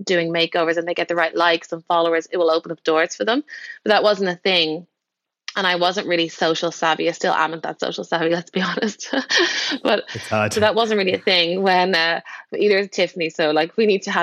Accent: Dublin, Leinster, Ireland; moved away as an adult; I'm from Dublin, and I was makeup artist there

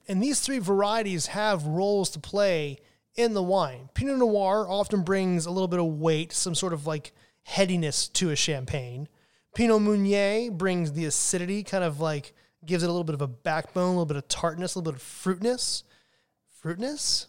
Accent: United States; as an American wine drinker

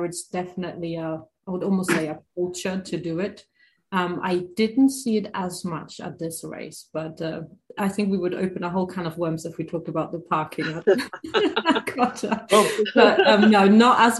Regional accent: Germany; moved away as an adult; also born or lived in United Kingdom; now in Tennessee, United States; I'm originally from Germany. Grew up in Germany. I moved to the UK when I was 20

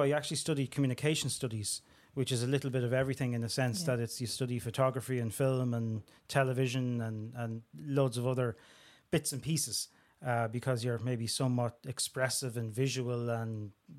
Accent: Tallaght, County Dublin, Ireland; all my experiences growing up in Talla, the schools I went to.

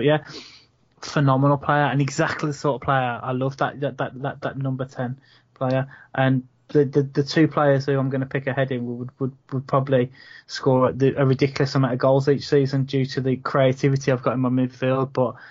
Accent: Wolverhampton, West Midlands, United Kingdom; born there; So I'm from Wolverhampton originally. I was born, and I won't say raised, but I was born in Wolverhampton.

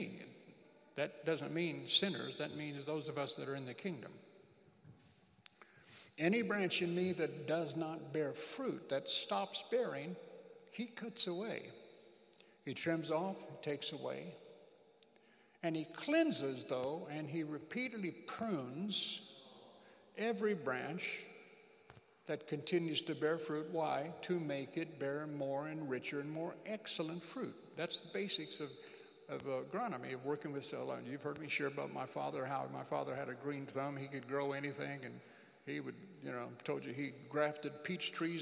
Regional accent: United States; moved away as an adult; I'm an American.

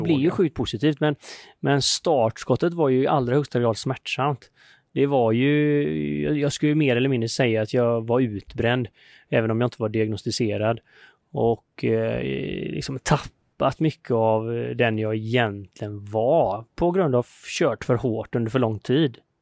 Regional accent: Sweden; now in India; hemma i Sverige

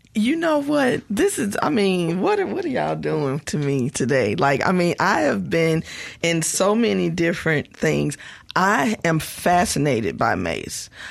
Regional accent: West Point, Mississippi, United States; I'm from West Point, Mississippi

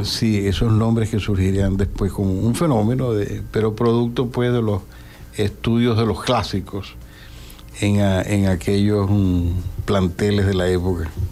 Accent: Maracaibo, Zulia, Venezuela; el término que nos colocó la gente del centro, de la zona metropolitana, como es maracucho

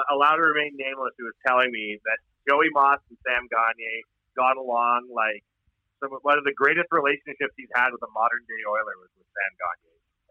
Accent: Ireland; As an Irishman, that's offensive.

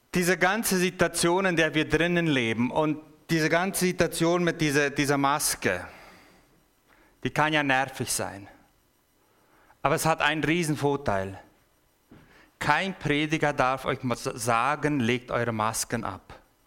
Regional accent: Paraguay; moved away as an adult; now in Basel, Switzerland; Ich bin im Paraguay geboren und aufgewachsen. Und zwar von der Volksgruppe, die direkten Zugang zum Himmel haben, das sind die Mennoniten

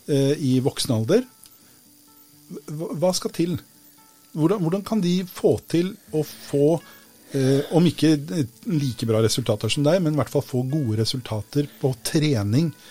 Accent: Sandefjord, Vestfold, Norway; Jeg er fra Sandfjord.

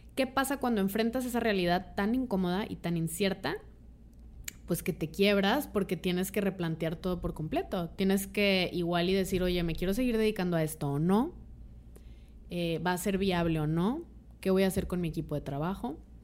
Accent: Mexico; como mexicanas, mexicanos

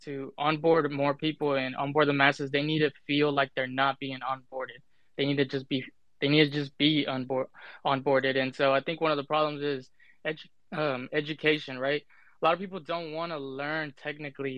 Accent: Dallas, Texas, United States; I'm from Dallas, Texas

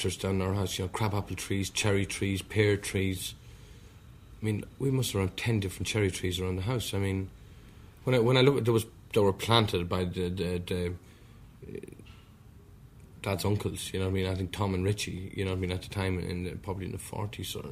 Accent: County Meath, Leinster, Ireland; now in London, United Kingdom; I came from Elm Grove, previously Robinson, Blair, County Meath. Brought up in a very simple environment, thatched cottage

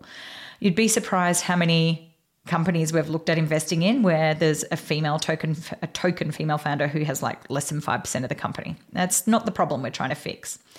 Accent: Australia; now in United States; So we are both Australian girls living in the US

